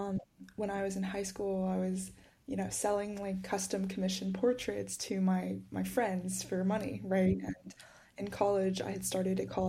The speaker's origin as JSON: {"language": "English", "region": "Georgia", "country": "United States", "tie": "born or raised there", "said": "I grew up in Georgia for most of my life, and so kind of lived in the suburbs a lot"}